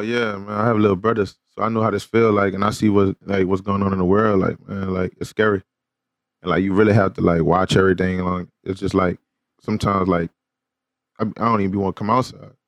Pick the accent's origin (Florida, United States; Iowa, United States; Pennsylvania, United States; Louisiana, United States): Louisiana, United States; New Orleans; moved away as an adult; now in Houston, United States; my hometown in New Orleans